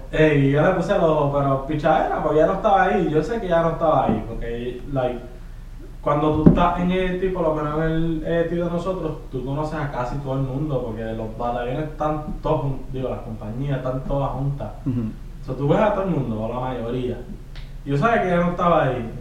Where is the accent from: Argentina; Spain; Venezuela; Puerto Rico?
Puerto Rico; Trujillo Alto; moved away as an adult; now in Fort Campbell, Kentucky, United States; tengo 22 años y soy de Trujillo, Alta Puerto De Trujillo